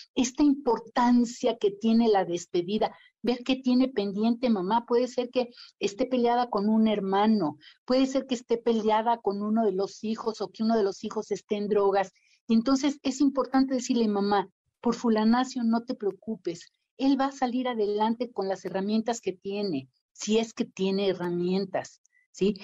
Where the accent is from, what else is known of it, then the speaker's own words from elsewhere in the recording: Mexico; Y la vida me puso enfrente a las personas adecuadas para crear el primer centro de cuidados paliativos en México